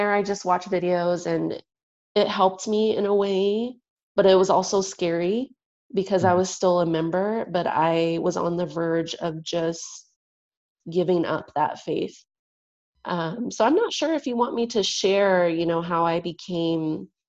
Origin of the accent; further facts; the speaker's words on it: San Diego, California, United States; I'm also from San Diego, the San Diego church there.